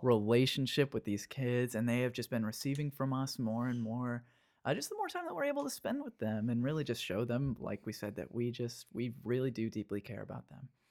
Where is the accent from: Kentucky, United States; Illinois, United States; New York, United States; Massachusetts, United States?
Kentucky, United States; Danville; moved away as an adult; I was twenty years old when I moved out from Kentucky